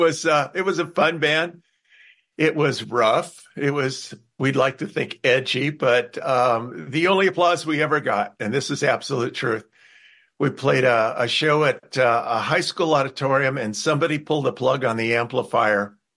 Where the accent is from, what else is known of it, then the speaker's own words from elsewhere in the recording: California, United States; And growing up in California in the Bay Area, when it was all orchards, it was so easy for a kid to just love nature and be part of it.